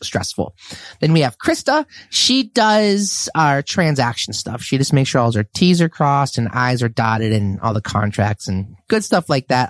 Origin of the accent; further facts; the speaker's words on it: Red Wing, Minnesota, United States; also born or lived in Saint Cloud, Minnesota / Champlin, Minnesota; I grew up in Red Wing, Minnesota